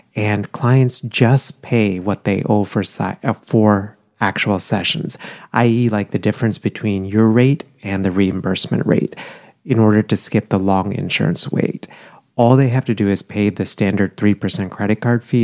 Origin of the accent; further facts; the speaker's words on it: India; moved away; I grew up in India